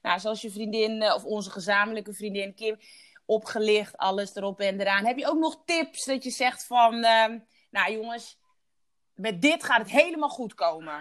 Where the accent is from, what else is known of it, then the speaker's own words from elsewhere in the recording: Curaçao; ik geboren ben op Douche Curaçao